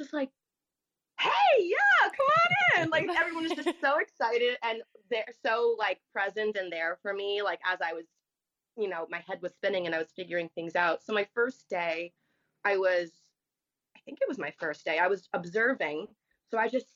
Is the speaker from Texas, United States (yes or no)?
no; Howell, New Jersey, United States; also born or lived in Brick, New Jersey; I was born in Brick, but I was raised my whole life in Howell, New Jersey.